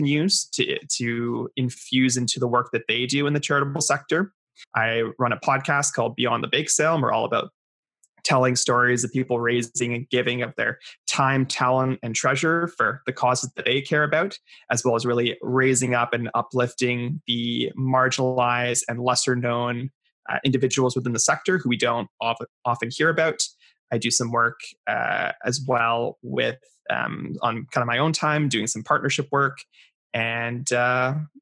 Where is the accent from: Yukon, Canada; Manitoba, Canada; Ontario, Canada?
Ontario, Canada; Ottawa; also born or lived in Creston, British Columbia; I grew up in Ottawa, in beautiful Ottawa, Ontario